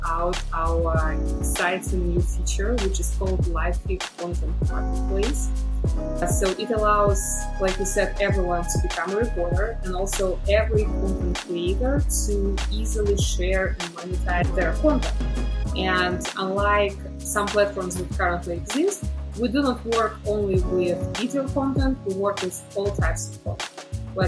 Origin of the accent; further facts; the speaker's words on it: Belarus; moved away as an adult; also born or lived in Chicago, United States; now in United States; I was born in Belarus, which is also known as the last dictatorship in Europe.